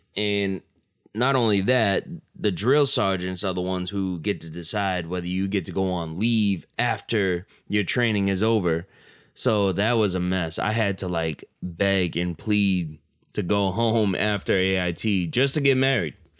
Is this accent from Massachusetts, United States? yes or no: yes; Massachusetts, United States; I'm from Massachusetts